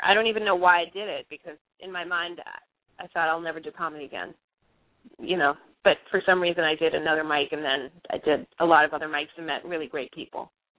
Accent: Brookline, Massachusetts, United States; moved away as an adult; now in New York, United States; I'm from Boston. I grew up in Brookline.

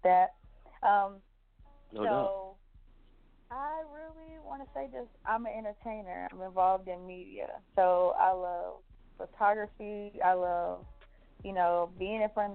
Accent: Decatur, Georgia, United States; I am from here, Decatur, where it's greater. Shout out to the East Side

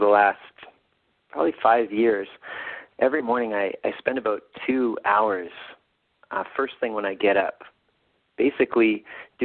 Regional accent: Winnipeg, Manitoba, Canada; here in my hometown of Winnipeg

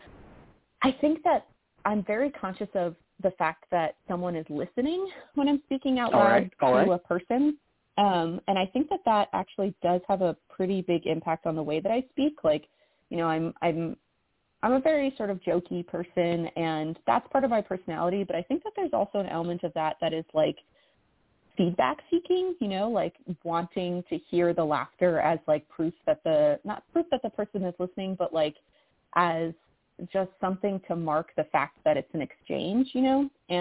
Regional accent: Massachusetts, United States; moved away as an adult; I grew up in Massachusetts, and I haven't lived there in like 10 years

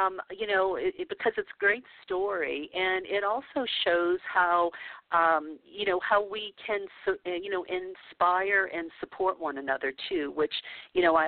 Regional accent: New Orleans, Louisiana, United States; moved away as an adult; now in California, United States; I came up in New Orleans, and I was 30 years old before I moved to California

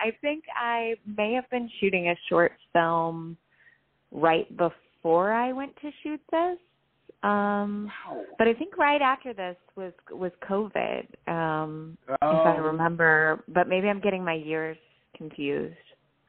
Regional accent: Oklahoma, United States; now in New York, United States; I'm from Oklahoma.

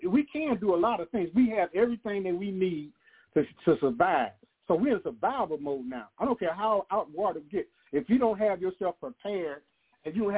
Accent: the Segregated South, Georgia, United States; I was raised up down in the Segregated South, and all my people had farms all around North Georgia

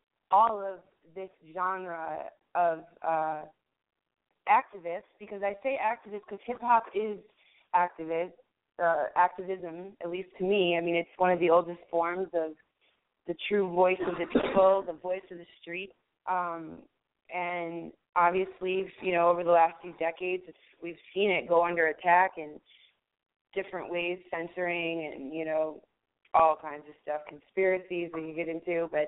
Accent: New York, United States; Hey, I'm from New York, careful, man.

